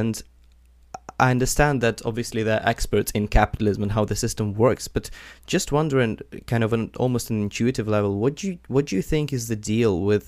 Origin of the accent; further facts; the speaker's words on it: Ukraine; moved away; I come from Ukraine originally